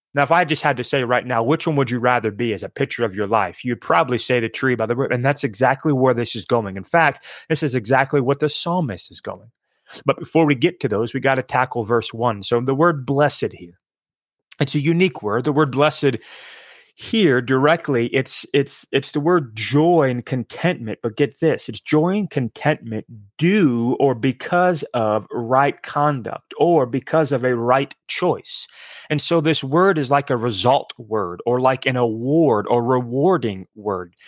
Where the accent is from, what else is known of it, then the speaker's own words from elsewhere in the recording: East Coast, United States; I grew up on the East Coast